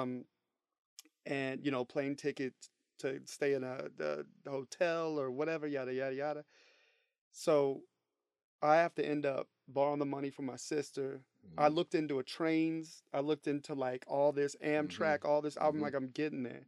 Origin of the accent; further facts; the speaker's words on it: Dallas, Texas, United States; moved away as an adult; now in Los Angeles, United States; I'm originally from Dallas, Texas